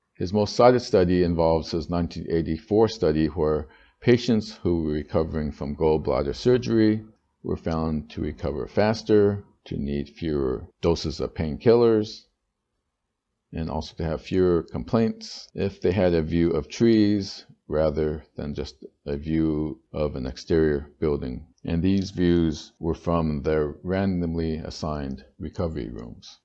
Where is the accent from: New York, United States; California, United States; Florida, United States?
California, United States; moved away as an adult; now in Tainan, Taiwan; growing up in California